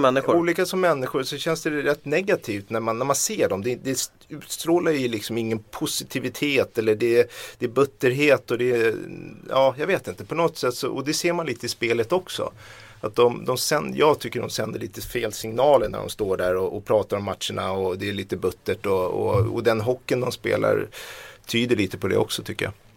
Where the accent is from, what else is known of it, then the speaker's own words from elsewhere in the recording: Sweden; jag kommer från Sverige